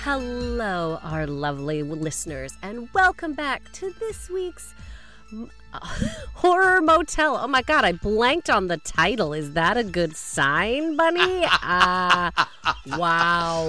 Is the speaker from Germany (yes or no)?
no; Canada; moved away; I am a Canadian